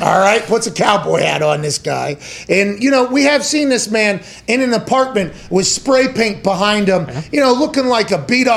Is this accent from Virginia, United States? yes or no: no; Pittsburgh, Pennsylvania, United States; I was from Pittsburgh